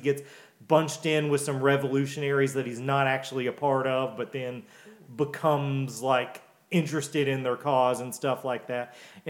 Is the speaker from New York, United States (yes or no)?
no; Milton, Massachusetts, United States; growing up in East Milton